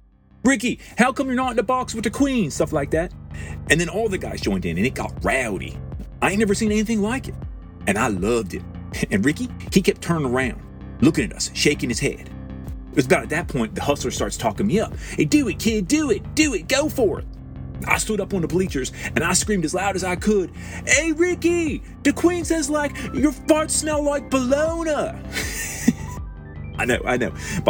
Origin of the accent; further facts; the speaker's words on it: Dundalk, Maryland, United States; I'm from Dundalk. When you're born in Ballmer, you're born an O's fan.